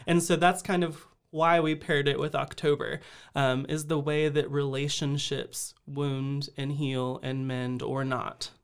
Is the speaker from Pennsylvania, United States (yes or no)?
no; Austin, Texas, United States; moved away as an adult; now in Waco, United States; I'm originally from Austin